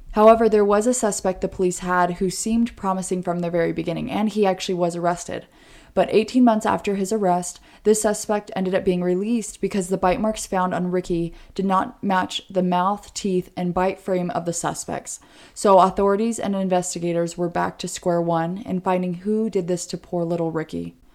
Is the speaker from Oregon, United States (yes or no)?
yes; Oregon, United States; I am from Oregon.